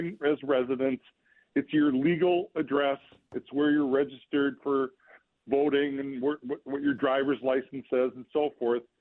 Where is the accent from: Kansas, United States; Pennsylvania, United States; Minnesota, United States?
Minnesota, United States; Olivia; I grew up in Olivia, Minnesota, farm country